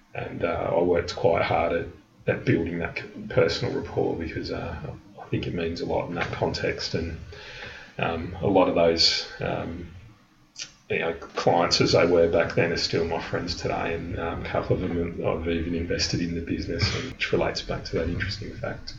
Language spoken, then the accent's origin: English; Melbourne, Victoria, Australia; moved away as an adult; also born or lived in London; I was born in Melbourne, but I moved to London at a, a pretty young age in my mid 20s